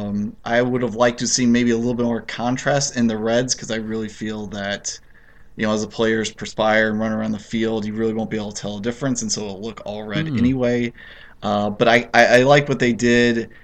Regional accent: United States; as an American

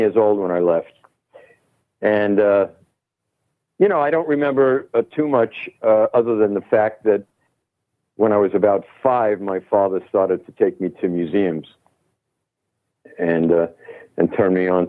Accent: New York City, New York, United States; moved away as an adult; also born or lived in Brooklyn, New York / London / Los Angeles; I'm born and raised in Manhattan. Brooklyn for a very short time, Brooklyn, New York.

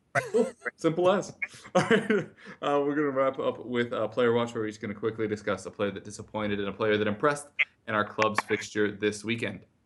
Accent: United States; as an American sports fan

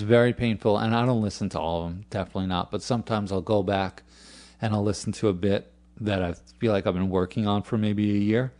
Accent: New York, United States; moved away as an adult; also born or lived in California; I am from New York. I lived in California for about eight years

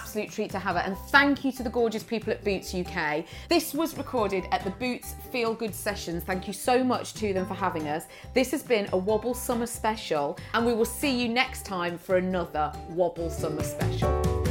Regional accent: United Kingdom

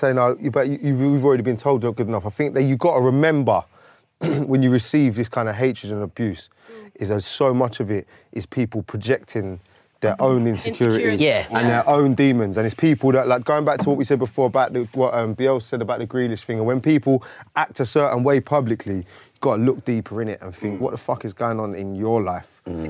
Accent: London, United Kingdom; We're from South London, yeah?

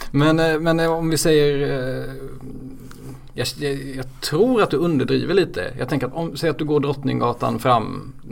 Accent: Småland, Sweden; jag är ja. smålänning

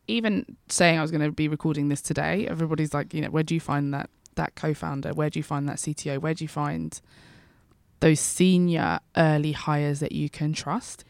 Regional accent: London, United Kingdom; I'm a Londoner, I'm an East Londoner actually

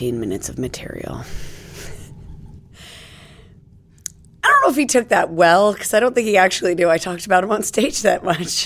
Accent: United States; now in United Kingdom; I'm American

